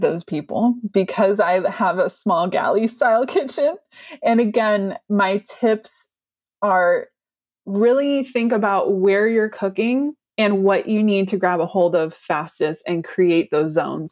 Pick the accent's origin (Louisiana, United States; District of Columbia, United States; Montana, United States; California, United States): California, United States; I'm a Californian